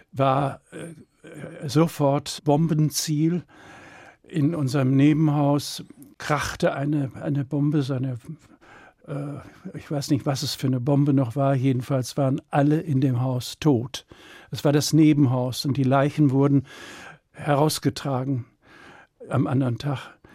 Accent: Dortmund, North Rhine-Westphalia, Germany; born there; Ja, also ich bin ja ein Kriegskind, geboren in Dortmund. Mein Vater war Postbeamter und ich bin als Junge herumgepest

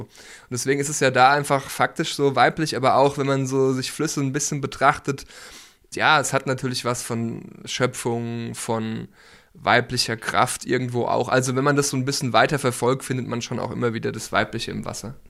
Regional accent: Nieder-Ramstadt, Hesse, Germany; moved away as an adult; Ich bin ja hier aufgewachsen in der Rammstadt

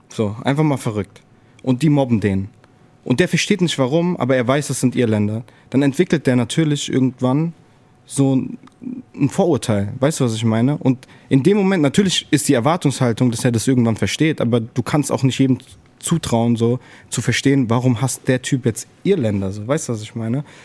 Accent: Frankfurt, Hesse, Germany; Ich bin halt in, den, in der Nordweststadt aufgewachsen

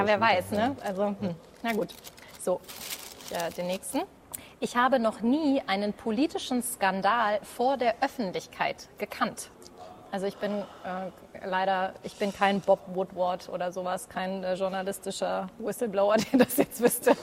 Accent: Hesse, Germany; bei uns in Hessen

